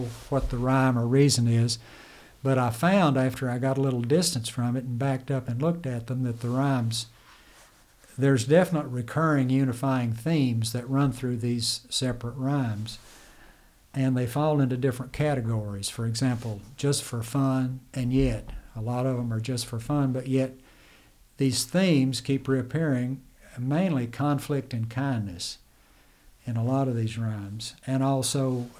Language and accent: English; United States; when I grew up in Jackson County